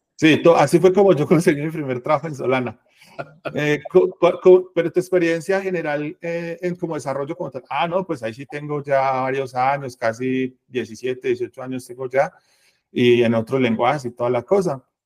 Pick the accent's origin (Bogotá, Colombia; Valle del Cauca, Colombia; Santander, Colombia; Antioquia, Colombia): Antioquia, Colombia; Medellín; yo soy de acá de Medellín, eh, acá vivo y acá nací